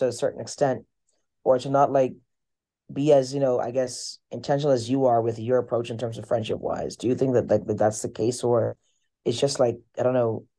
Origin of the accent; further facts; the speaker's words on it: Bahamas; moved away as an adult; we are from the Caribbean, we're very mannerly.